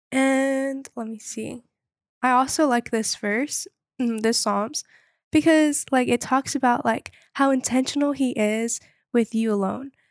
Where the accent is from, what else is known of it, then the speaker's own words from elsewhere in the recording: Wilmington, North Carolina, United States; I'm from Wilmington, North Carolina